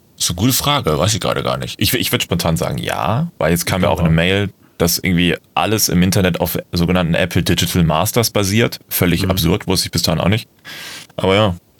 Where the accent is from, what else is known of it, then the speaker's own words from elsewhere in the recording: Germany; bei uns in Deutschland